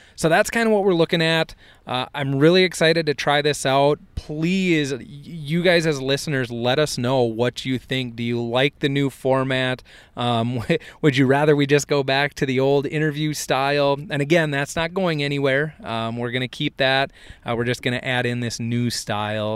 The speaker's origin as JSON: {"language": "English", "town": "Hector", "region": "Minnesota", "country": "United States", "tie": "born or raised there", "said": "I grew up in Hector, Minnesota"}